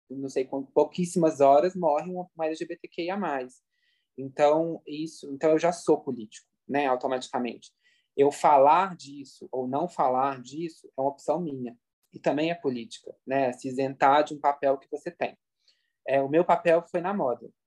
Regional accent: Minas Gerais, Brazil; É, eu nunca vou esquecer, por exemplo, né, como mineiro, assim, né?

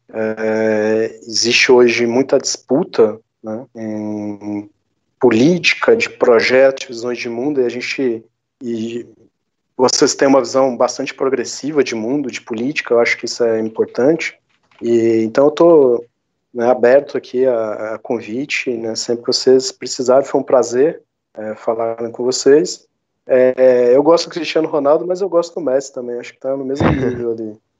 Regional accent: Minas Gerais, Brazil; accent: mineirinho, do interior; Meu sotaque mineirinho, né, do interior.

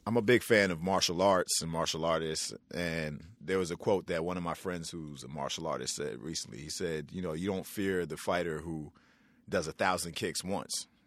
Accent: New York City, New York, United States; growing up in New York City with my mother, Sue Samuels

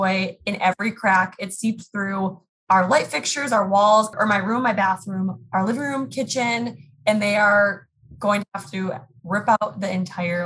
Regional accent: Minnesota, United States; also born or lived in North Dakota; Born and raised in Minnesota. So I'm currently sitting in the cities right now. So Minneapolis, Minnesota

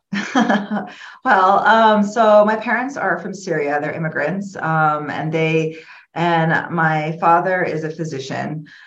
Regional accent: Florida, United States; moved away as an adult; now in Illinois, United States; I grew up in Florida. I moved to Illinois um, in 2008

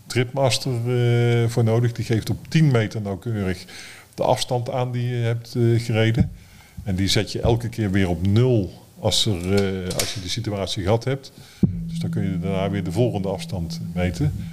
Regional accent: Breda, North Brabant, Netherlands; moved away; toen wij in Breda woonden

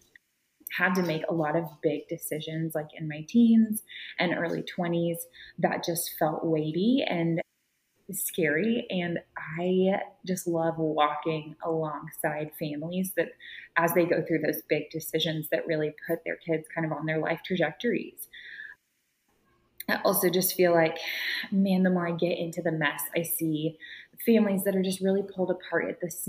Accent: Austin, Texas, United States; I was born and raised in Austin and Cedar Park area

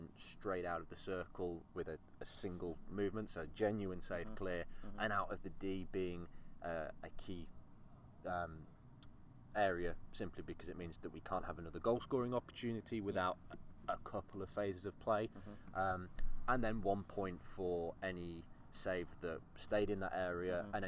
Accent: Yorkshire and the Humber, United Kingdom; I grew up in Yorkshire

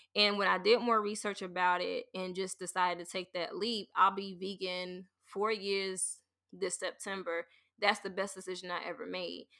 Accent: the South, United States; growing up in the South

